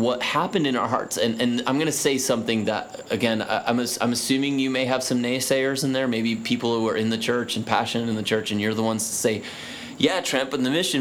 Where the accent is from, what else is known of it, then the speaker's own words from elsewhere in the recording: Midwest, United States; I'm from the Midwest.